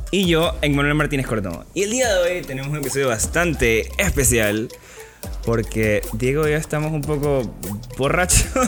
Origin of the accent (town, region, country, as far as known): Panama